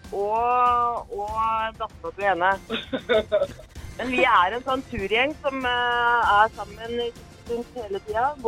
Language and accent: Norwegian; Vestfold, Norway; Jeg er jo fra Vestfold.